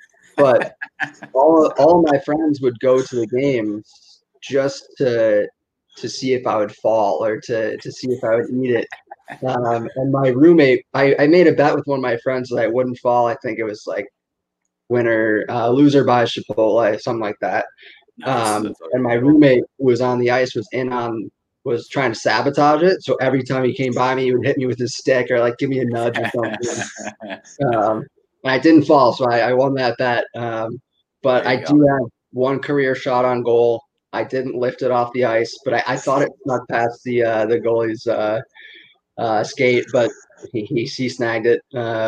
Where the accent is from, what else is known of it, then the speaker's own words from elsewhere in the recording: Western New York, United States; growing up in Western New York